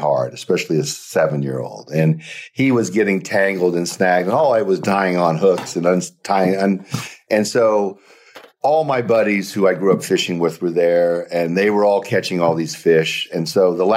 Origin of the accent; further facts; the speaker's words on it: South Dakota, United States; moved away; I was born in South Dakota